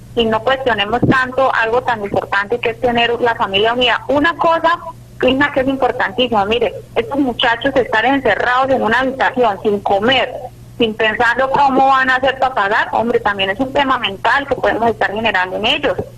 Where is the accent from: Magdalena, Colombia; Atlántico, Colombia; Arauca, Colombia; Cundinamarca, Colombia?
Arauca, Colombia; Tame; yo soy del municipio de Tama